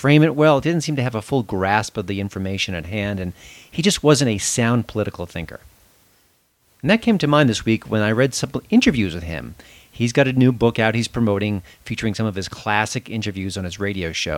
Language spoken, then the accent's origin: English; Long Island, New York, United States; I was born in New York City, and I grew up on Long Island